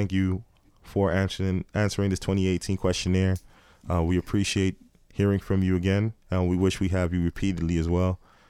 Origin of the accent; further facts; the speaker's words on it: Miami, Florida, United States; Since I'm from Miami, you hear a lot of booty shaking music.